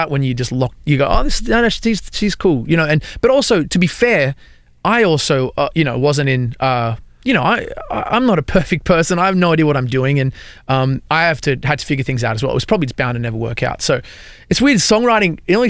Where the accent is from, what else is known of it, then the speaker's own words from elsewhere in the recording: Australia; moved away as an adult; now in Nashville, United States; I'm from Australia